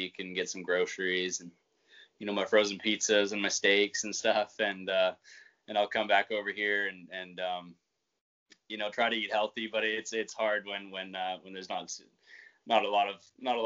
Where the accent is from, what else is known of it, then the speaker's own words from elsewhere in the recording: Vancouver, British Columbia, Canada; I was born in Vancouver City